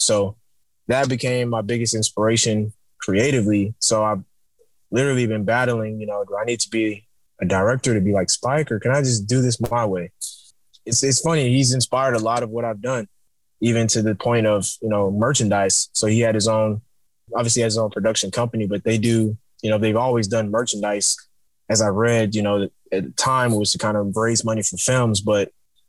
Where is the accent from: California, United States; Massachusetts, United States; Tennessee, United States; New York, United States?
New York, United States; born there; because I was born in New York as well, you know